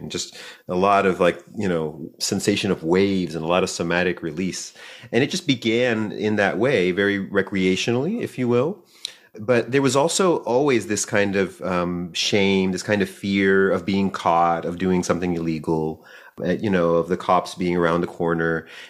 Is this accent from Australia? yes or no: no; Chile; also born or lived in Bay Area; now in Santa Cruz, United States; We're relatively new to Santa Cruz, about a year and a half here in Santa Cruz. But we're originally from Chile.